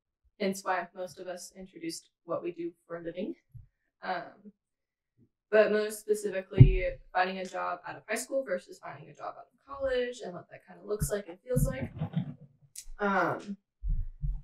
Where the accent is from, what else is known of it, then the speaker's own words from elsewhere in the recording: Spokane, Washington, United States; we're all from Spokane. Most of us born and raised